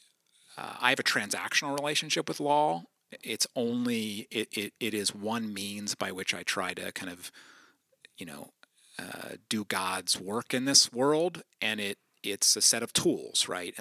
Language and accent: English; New Holland, Pennsylvania, United States; also born or lived in Philadelphia; I grew up in Eastern Lancaster County, New Holland, and attended Lancaster BIC from birth through post-college